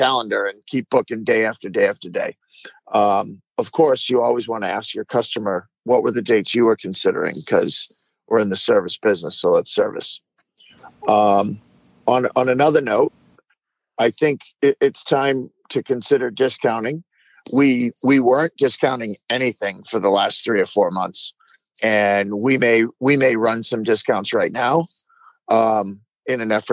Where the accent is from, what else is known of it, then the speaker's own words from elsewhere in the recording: Vermont, United States; also born or lived in Massachusetts; my home state of Vermont